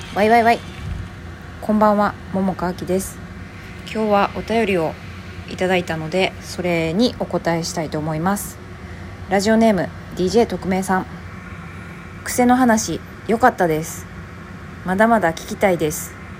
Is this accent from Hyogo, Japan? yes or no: yes; Kobe, Hyogo, Japan; accent: Kansai; 私兵庫県神戸市出身やから